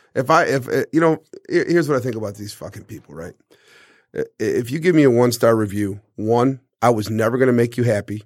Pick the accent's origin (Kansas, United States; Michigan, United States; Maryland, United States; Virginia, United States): Michigan, United States; Detroit; also born or lived in Harrison Township, Michigan; I'm from the East Side. Uh, my mother lived in Harrison Township and my father lived in the city on the East Side.